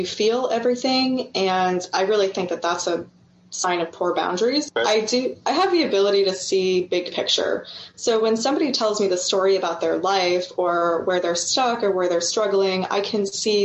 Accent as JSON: {"language": "English", "town": "Orlando", "region": "Florida", "country": "United States", "tie": "born or raised there", "also_born_or_lived": "West Coast, United States", "moved": "as an adult", "said": "I had a Shipibo maestro show up in Orlando, where I lived at the time"}